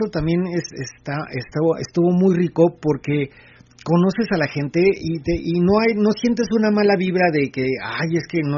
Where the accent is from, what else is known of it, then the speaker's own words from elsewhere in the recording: State of Mexico, Mexico; no soy del DF somos del Estado de México